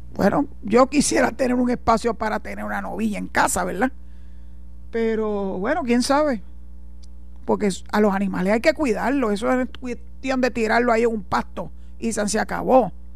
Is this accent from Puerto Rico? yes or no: yes; Puerto Rico; soy puertorriqueña, orgullosa de mi tierra